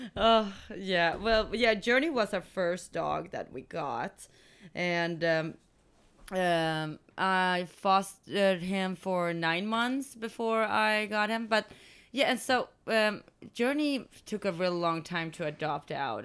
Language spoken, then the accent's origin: English; Sweden; moved away; I'm from Sweden